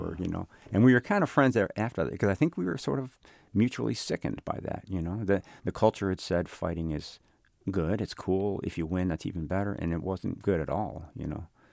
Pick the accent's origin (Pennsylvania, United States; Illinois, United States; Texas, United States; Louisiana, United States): Illinois, United States; Chicago; growing up in Chicago